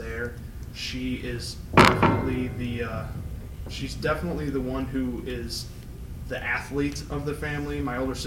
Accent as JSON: {"language": "English", "town": "St. Charles", "region": "Illinois", "country": "United States", "tie": "born or raised there", "also_born_or_lived": "Bitburg, Germany / North Carolina", "moved": "as an adult", "lives_now": "Michigan, United States", "said": "we moved out of North Carolina to a place called St. Charles, which is a suburb of Chicago. And that's where I tell people I grew up"}